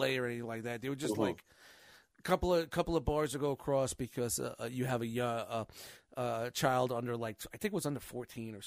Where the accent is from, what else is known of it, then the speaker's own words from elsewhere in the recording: New York City, New York, United States; I grew up in Glenwood Projects